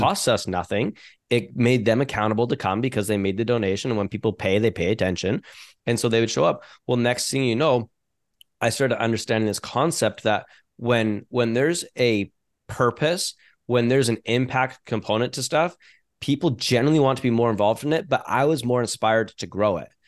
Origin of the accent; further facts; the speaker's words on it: Canada; I'm a Canadian business owner